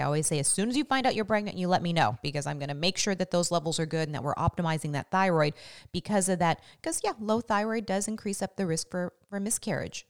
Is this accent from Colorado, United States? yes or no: no; Washington, United States; also born or lived in Las Vegas; growing up in Washington with our temperate, temperate, um, weather